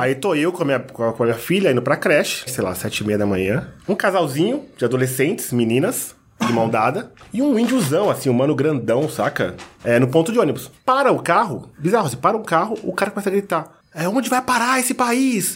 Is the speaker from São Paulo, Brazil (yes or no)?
yes; Osasco, São Paulo, Brazil; Eu cresci na favela em Osasco.